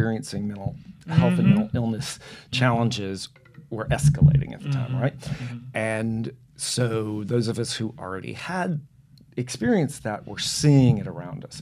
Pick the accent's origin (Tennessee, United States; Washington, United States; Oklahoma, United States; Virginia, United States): Tennessee, United States; Memphis; moved away as an adult; also born or lived in Las Vegas / San Francisco; now in Jackson, United States; I am a native of Tennessee